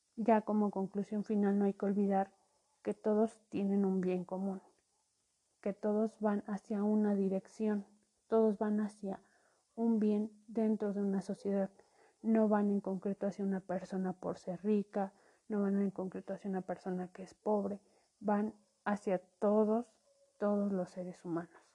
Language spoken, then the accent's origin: Spanish; Mexico; como mexicanos tenemos